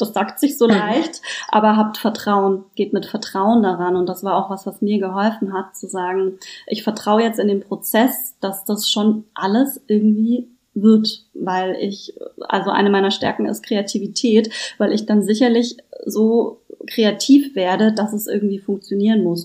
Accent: Germany; now in Berlin, Germany; Ich komme ursprünglich vom schönen Bodensee und bin aber schon sehr lange Wahlberlinerin.

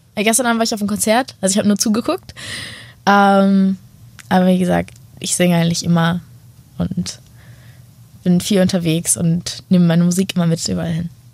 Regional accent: Hanover, Lower Saxony, Germany; ich komme aus Hannover

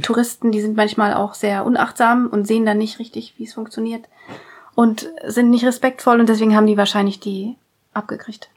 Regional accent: Germany

